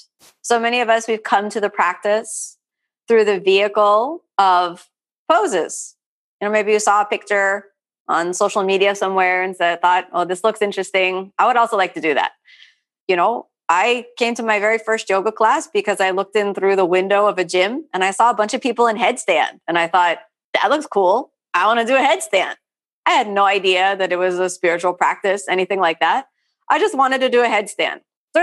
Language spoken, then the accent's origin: English; Florida, United States; You know, I'm a multiracial female born and raised in South Florida to a middle-class family